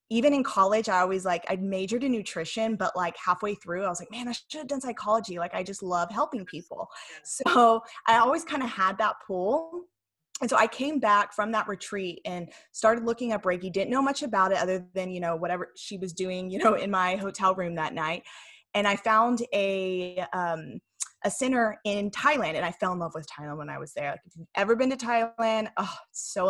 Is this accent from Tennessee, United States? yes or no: yes; Tennessee, United States; moved away as an adult; also born or lived in California; now in Huntington Beach, United States; grew up in Tennessee